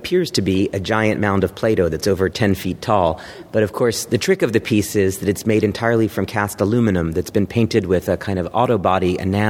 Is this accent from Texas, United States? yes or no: yes; Dallas, Texas, United States; And I was growing up in Dallas, Texas, where there was a Borders bookstore near my house. And this would have been in 1995, 1994, let's say, when I was in high school.